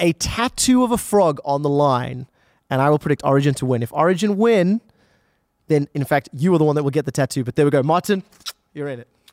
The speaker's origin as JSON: {"language": "English", "country": "South Africa", "said": "I'm from South Africa."}